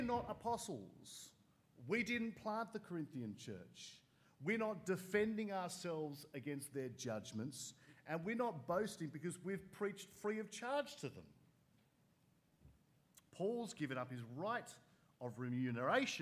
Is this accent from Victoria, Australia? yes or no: no; Sydney, New South Wales, Australia; growing up in Sydney